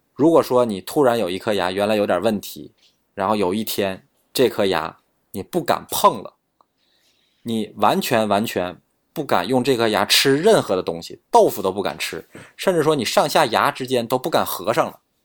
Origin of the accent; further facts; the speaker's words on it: China; 但是我们中国人要幸运的是，就是我们中国根管治疗相对是比较便宜的。